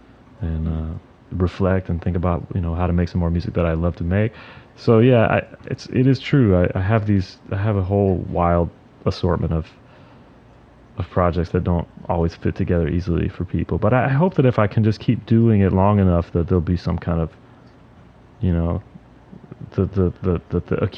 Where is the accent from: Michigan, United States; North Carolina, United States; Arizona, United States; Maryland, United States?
North Carolina, United States; moved away as an adult; also born or lived in New Orleans; now in New York, United States; I'm from North Carolina. I went to New Orleans for school. I stayed there for a few years after that. So most of my life I've been either in North Carolina or New York